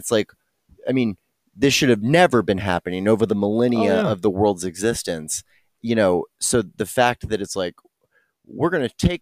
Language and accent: English; Texas, United States; I'm white from Texas